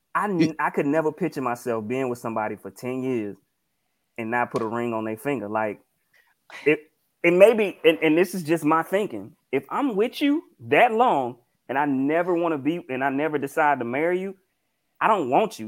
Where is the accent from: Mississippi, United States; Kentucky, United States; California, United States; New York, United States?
Mississippi, United States; I'm from Mississippi